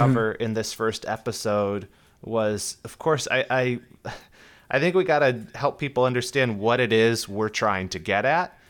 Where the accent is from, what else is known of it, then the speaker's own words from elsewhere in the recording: Southern California, United States; I'm from Southern California